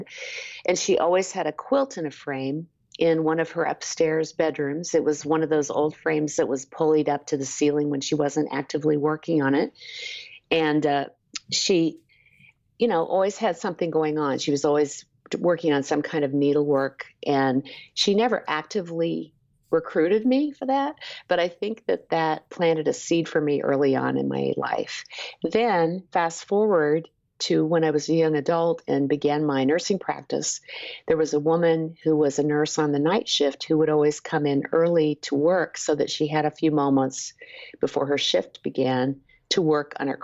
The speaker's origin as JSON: {"language": "English", "town": "Topeka", "region": "Kansas", "country": "United States", "tie": "born or raised there", "also_born_or_lived": "Lawrence, Kansas", "moved": "as an adult", "lives_now": "San Antonio, United States", "said": "I was born in Lawrence and really grew up in Topeka, Kansas"}